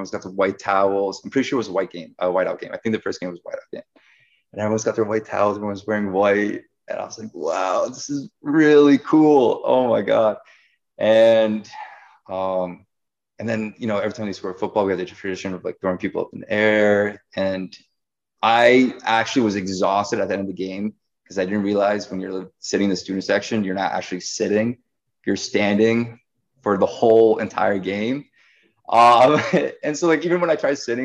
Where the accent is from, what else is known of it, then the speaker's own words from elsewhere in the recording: Boston, Massachusetts, United States; also born or lived in Penn State; I grew up in Boston, never went to a Patriots game